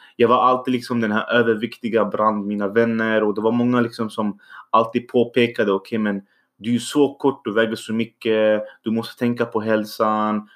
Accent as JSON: {"language": "Swedish", "country": "Syria", "also_born_or_lived": "Iraq", "second_language": "Swedish", "moved": "yes", "lives_now": "Sweden", "said": "min bakgrund är egentligen att jag kommer från Syrien. Eh, så jag kom från krig. Jag är egentligen född då i Irak"}